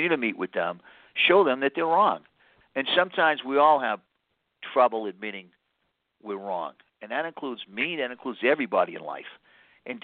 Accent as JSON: {"language": "English", "town": "Boston", "region": "Massachusetts", "country": "United States", "said": "I'm an Irish Catholic from Boston."}